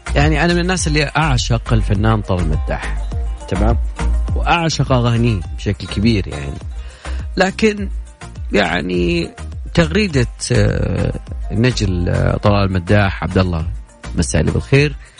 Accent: Saudi Arabia; عندنا في السعودية

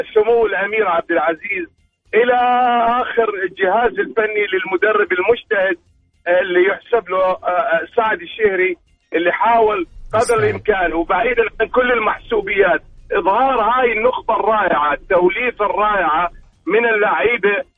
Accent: Syria; now in Riyadh, Saudi Arabia

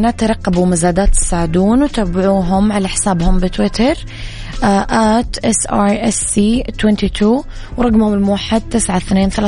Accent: Eastern Province, Saudi Arabia; بما أني من الشرقية سهل أروح البر والبحر والمزارع

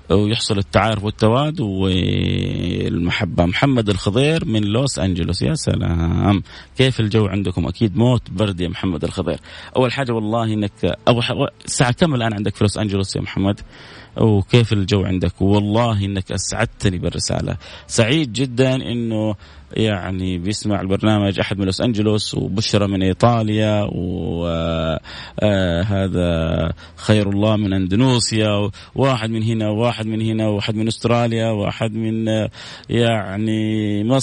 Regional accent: Medina, Medina Province, Saudi Arabia; وأنا من المدينة المنورة

